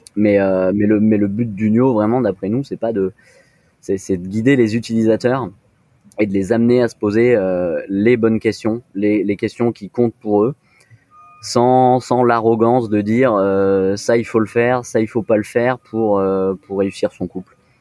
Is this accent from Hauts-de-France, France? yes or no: no; Nice, Provence-Alpes-Côte d'Azur, France; moved away; also born or lived in Lyon; je suis d'origine de Nice